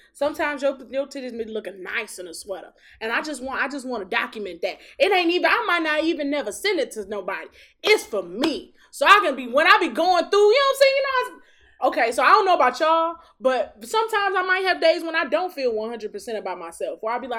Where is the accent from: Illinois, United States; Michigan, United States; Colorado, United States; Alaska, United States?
Michigan, United States; Detroit; I am from Detroit.